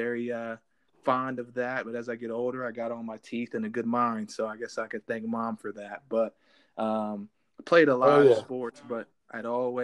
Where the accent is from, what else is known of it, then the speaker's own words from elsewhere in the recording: Pickerington, Ohio, United States; moved away as an adult; also born or lived in Reynoldsburg, Ohio; I grew up in a small town right outside of Columbus called Pickerington in Reynoldsburg, Ohio